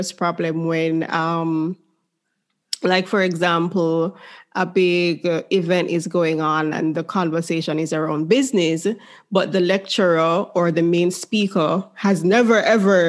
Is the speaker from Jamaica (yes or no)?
yes; Jamaica; the environment that I grew up in, because as a Jamaican